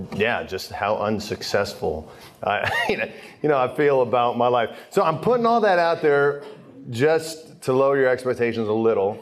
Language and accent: English; Philadelphia, Pennsylvania, United States; now in Steubenville, United States; I grew up in Philly